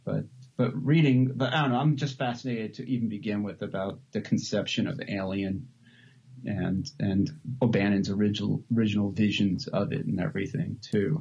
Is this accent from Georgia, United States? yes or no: no; New York, United States; moved away as an adult; now in Los Angeles, United States; I moved out from New York to LA when I was like 18